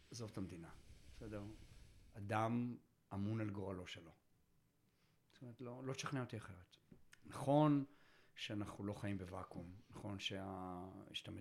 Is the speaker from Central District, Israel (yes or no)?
no; Tel Aviv, Tel Aviv District, Israel; תל אביבי, אתה יודע, בעוונותיי, נולדתי שם, רגיל תל אביב